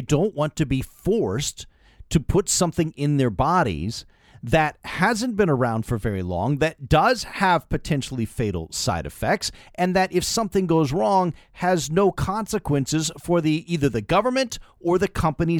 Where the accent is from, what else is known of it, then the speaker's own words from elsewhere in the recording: Canada; One of the whole central ideas of being Canadian is that we understand we have a responsibility to take care of the other person, each other, right?